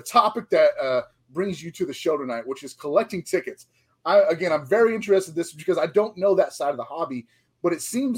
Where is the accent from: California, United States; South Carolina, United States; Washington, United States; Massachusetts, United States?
Washington, United States; Seattle; Growing up in Seattle, in the height of the grunge era